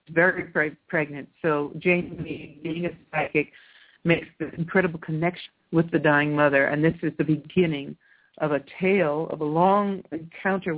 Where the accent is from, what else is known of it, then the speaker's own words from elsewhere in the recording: California, United States; now in Italy; I'm from California